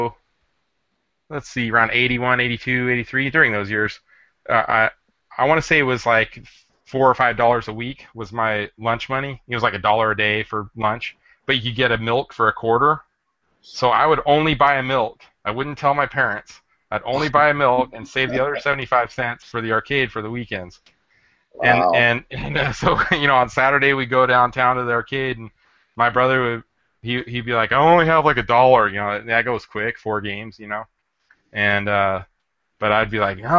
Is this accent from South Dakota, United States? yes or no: no; Burbank, California, United States; I was born in Southern California in Burbank, kind of near the NBC studios